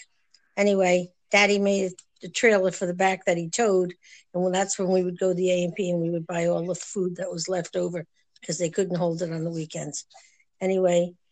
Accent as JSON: {"language": "English", "town": "New London", "region": "Connecticut", "country": "United States", "tie": "born or raised there", "said": "I grew up in New London, Connecticut, lived in the same house with my grandfather and my parents"}